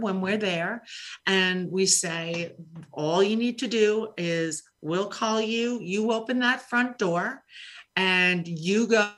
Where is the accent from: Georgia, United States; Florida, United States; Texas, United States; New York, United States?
New York, United States; New York City; I grew up in Queens